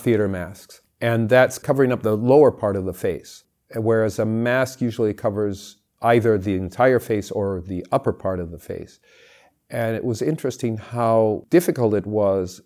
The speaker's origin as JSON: {"language": "English", "region": "California", "country": "United States", "tie": "born or raised there", "said": "I grew up in California"}